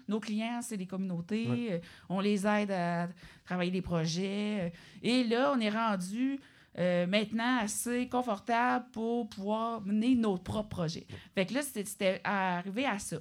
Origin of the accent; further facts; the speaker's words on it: Obedjiwan, Quebec, Canada; je viens d'Obidjouane